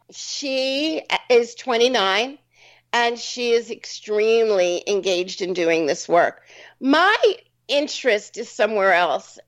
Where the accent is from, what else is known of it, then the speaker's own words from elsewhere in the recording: New York, United States; I'm a New Yorker